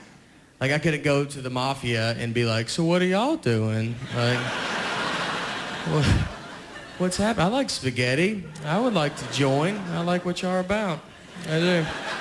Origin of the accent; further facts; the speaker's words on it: the South, Southern United States, United States; I'm Italian. I am. But I'm from the South, so I'm not really, like, I got an accent